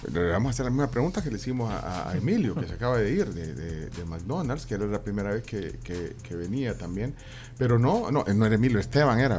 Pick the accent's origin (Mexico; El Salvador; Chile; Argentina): El Salvador; Yo soy 100% salvadoreño.